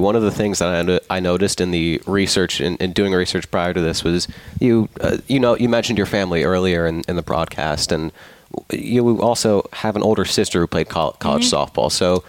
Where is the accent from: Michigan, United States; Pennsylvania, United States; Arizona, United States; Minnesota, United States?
Pennsylvania, United States; moved away; because I grew up in Pennsylvania.